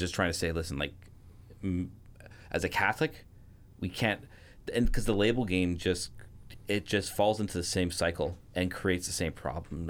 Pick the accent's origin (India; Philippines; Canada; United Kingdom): Canada; I'm a Canadian